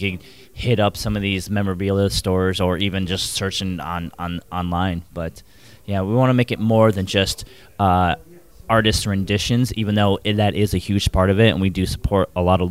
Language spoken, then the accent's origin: English; Cleveland, Ohio, United States; moved away as an adult; now in Los Angeles, United States; I was born here, but then spent my whole entire childhood and growing up in Cleveland